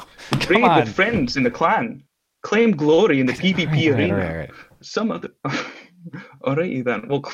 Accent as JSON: {"language": "English", "region": "Tennessee", "country": "United States", "said": "I'm actually from Tennessee."}